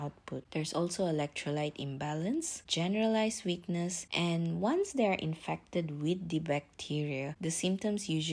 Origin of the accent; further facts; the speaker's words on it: Malaysia; I'm Malaysian.